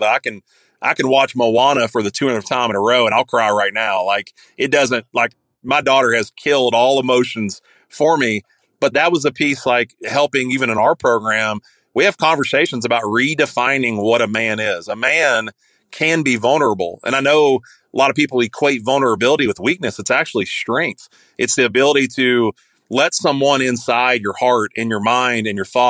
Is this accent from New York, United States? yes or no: no; Kentucky, United States; accent: thick redneck; I grew up in Kentucky, if you can't tell by this thick redneck accent that I have